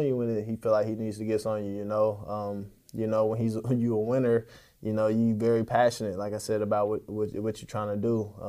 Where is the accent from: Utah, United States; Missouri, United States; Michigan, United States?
Missouri, United States; Kansas City; I'm from Kansas City, Missouri.